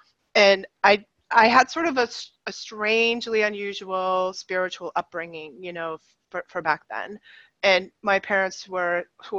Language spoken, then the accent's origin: English; right outside Boston, Massachusetts, United States; I grew up in right outside Boston in the 60s and 70s